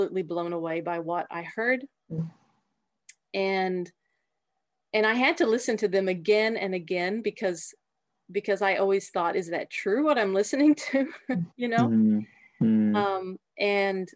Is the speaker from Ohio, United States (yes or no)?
no; Texas, United States; moved away as an adult; also born or lived in Austria; now in Hainburg an der Donau, Austria; So I come originally from Texas. I was born and raised in Texas